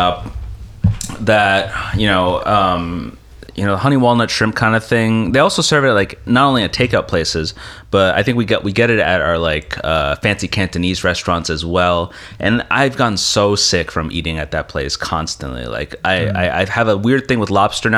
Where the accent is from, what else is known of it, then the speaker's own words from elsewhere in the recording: New Jersey, United States; I'm not from Philly. I'm from Jersey.